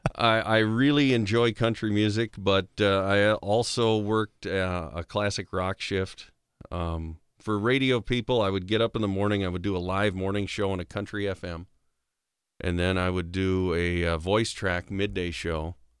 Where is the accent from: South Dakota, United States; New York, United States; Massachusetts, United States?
South Dakota, United States; Big Stone City; also born or lived in Ortonville, Minnesota; I grew up in Big Stone